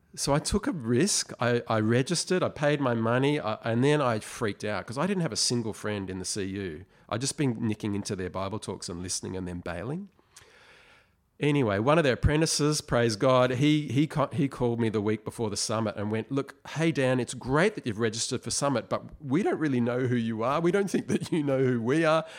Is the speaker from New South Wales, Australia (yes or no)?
yes; Sydney, New South Wales, Australia; moved away as an adult; now in Melbourne, Australia; I was born in Sydney, but we moved to Melbourne. We moved back to Sydney. Now I'm back in Melbourne.